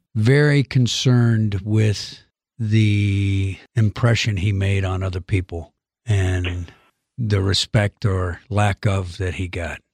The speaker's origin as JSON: {"language": "English", "region": "Georgia", "country": "United States", "tie": "born or raised there", "moved": "yes", "said": "I am from the South. I was born in nineteen fifty-eight."}